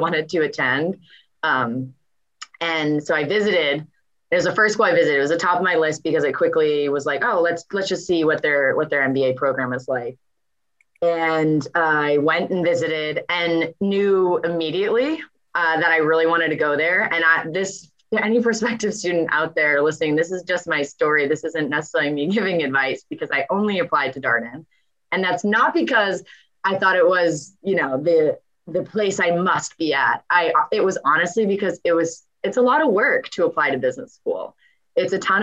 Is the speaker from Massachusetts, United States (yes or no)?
yes; Boston, Massachusetts, United States; So I'm from Boston. I grew up in the South End, which is true Boston